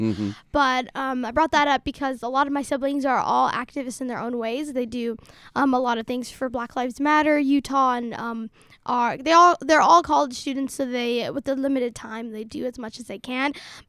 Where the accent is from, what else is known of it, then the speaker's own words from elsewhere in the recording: Somalia; also born or lived in Dadaab, Kenya; No, we're from Somalia.